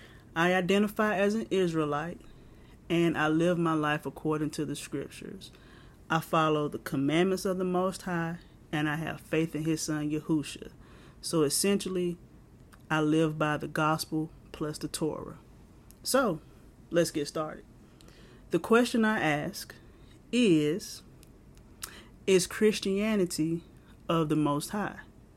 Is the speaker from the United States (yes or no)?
yes; the South, United States; I was born and raised in the South. I grew up in the AME Church. AME means African Methodist Episcopal. I later joined a non-denominational church around the age of 18